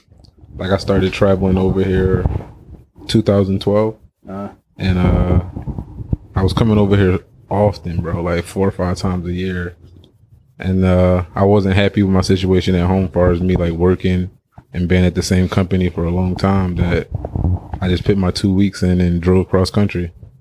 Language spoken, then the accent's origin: English; Philadelphia, Pennsylvania, United States; It was